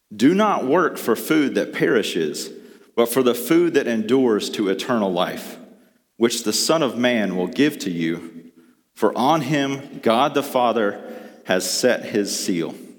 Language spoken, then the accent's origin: English; the South, United States; Growing up in the South